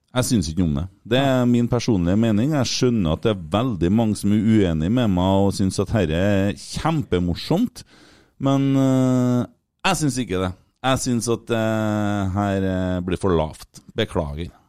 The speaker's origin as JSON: {"language": "Norwegian", "country": "Norway", "said": "vi er fra Norge"}